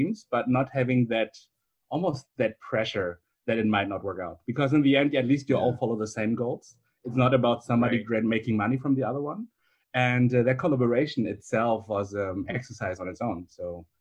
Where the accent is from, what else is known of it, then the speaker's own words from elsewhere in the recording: Germany; also born or lived in Beijing, China; my parents are from China. I grew up in Germany